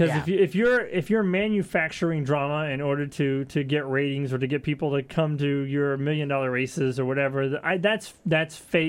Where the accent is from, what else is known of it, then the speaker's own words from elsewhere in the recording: Texas, United States; I'm from Texas.